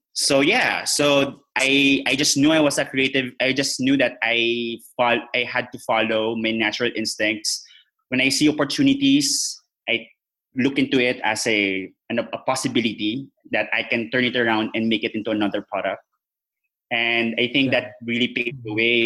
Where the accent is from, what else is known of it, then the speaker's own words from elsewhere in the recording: General Santos, Soccsksargen, Philippines; also born or lived in Iloilo / Makati; I had to go back to my hometown, which is in General Santos